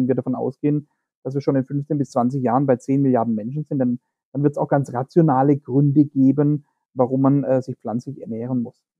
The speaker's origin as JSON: {"language": "German", "region": "Baden-Württemberg", "country": "Germany", "said": "das man äh, unschwer an meinem Ak Akzent zu erkennen in Baden-Württemberg findet."}